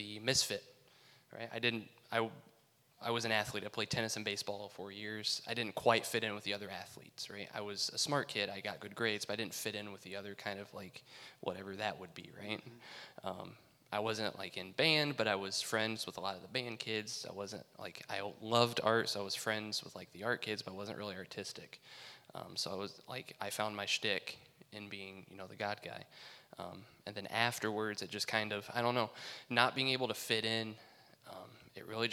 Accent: South Whitley, Indiana, United States; I grew up in South Whitley

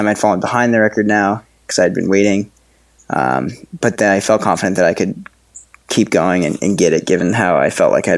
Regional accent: Woodstock, Vermont, United States; moved away as an adult; now in Lyme, United States; I grew up in Woodstock, Vermont originally

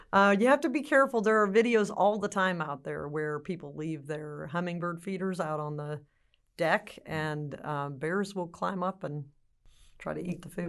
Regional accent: California, United States; now in Texas, United States; am from California originally, but I've been in Texas for a very, very long time, so I should be considered a Texan

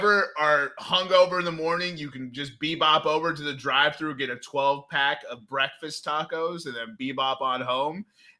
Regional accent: Texas, United States; born or raised there; moved away

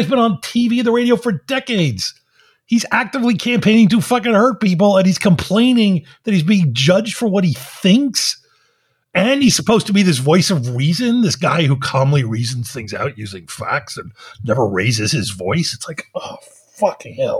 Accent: Philadelphia, Pennsylvania, United States; moved away; I grew up in Philadelphia

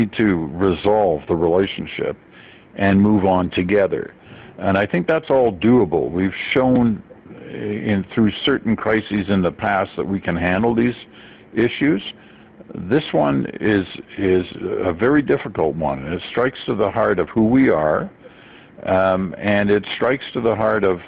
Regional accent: Canada; also born or lived in England / Malaya; I was born in England. The first couple of years were spent in England. Then we moved to Malaya in Southeast Asia before coming to Canada.

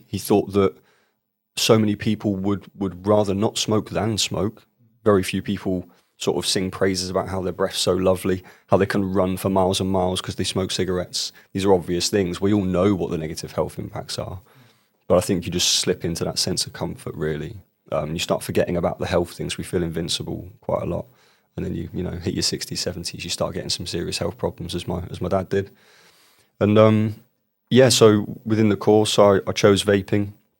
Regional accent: Bournemouth, South West England, United Kingdom; where I was born and raised in Bournemouth, in a place called Boscombe.

